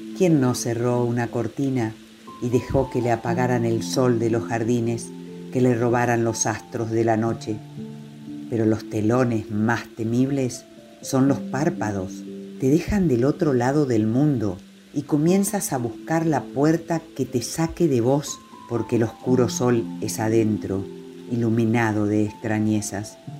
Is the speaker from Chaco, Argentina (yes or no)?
yes; Chaco, Argentina; moved away; also born or lived in shores of the Paraná; nacida y criada en el Chaco y habito las orillas del Paraná.